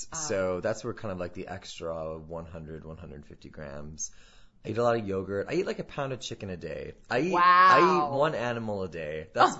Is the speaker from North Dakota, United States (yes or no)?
yes; North Dakota, United States; moved away as an adult; now in New York, United States; I grew up in North Dakota all my life, and then I went to school out there, and then when I turned 22, I literally just bought a one-way plane ticket and packed a duffel bag and moved to New York.